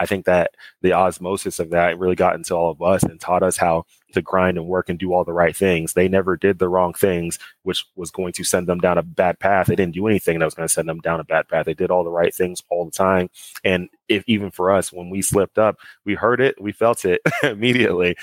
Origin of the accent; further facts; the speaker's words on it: Dallas, Texas, United States; growing up in Dallas